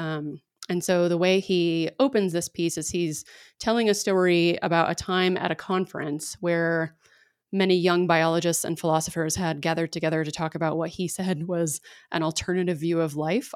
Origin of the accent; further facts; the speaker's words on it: Dallas, Texas, United States; I grew up in Dallas, so I grew up in the South